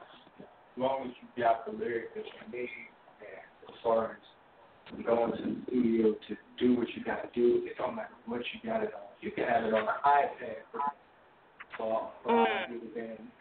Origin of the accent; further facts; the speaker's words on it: Michigan, United States; my state, my home state, it finally recognized real music when it hit them in the face. And I got invited to Henry Ford College to be on the radio interview, and finally got played in the state of Michigan